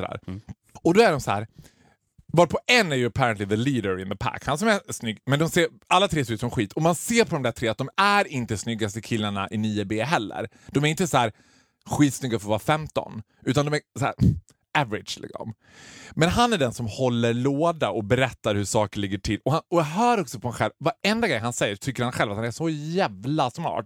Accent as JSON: {"language": "Swedish", "country": "Sweden", "said": "vi var från Sverige"}